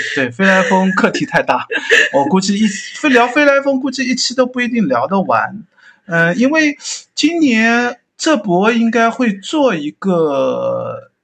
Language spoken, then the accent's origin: Chinese; Hangzhou, Zhejiang, China; 作为一个杭州人